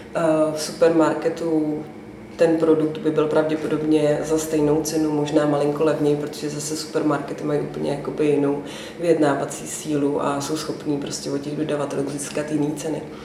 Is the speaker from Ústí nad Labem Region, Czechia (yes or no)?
yes; Ústí nad Labem, Ústí nad Labem Region, Czechia; moved away as an adult; also born or lived in Prague; protože jsme obě dvě z Ústí původem